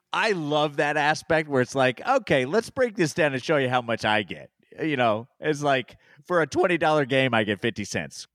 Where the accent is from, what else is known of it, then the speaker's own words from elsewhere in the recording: Indiana, United States; I'm from Indiana